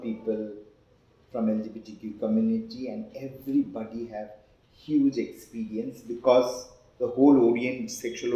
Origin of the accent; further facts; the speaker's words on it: West Bengal, India; accent: Bengali; English is a second language; moved away as an adult; also born or lived in Mumbai; I was born and brought up in West Bengal